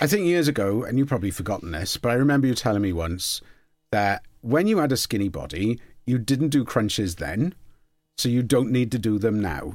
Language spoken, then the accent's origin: English; Port Talbot, Wales, United Kingdom; I'm from Port Talbot